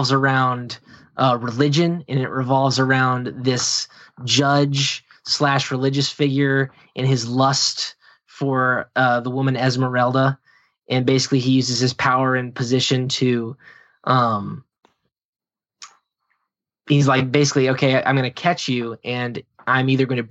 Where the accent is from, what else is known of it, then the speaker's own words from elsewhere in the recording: Jamestown, Virginia, United States; I grew up in the Jamestown, Virginia area